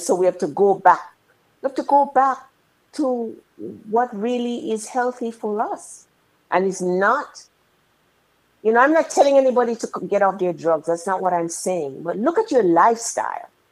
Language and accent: English; Jamaica; when we were young young ladies growing up in Jamaica